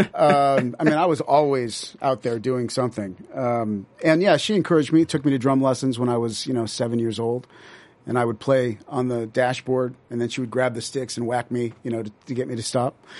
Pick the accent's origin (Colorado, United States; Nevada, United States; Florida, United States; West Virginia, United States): Nevada, United States; Las Vegas; now in Los Angeles, United States; I grew up there in the seventies.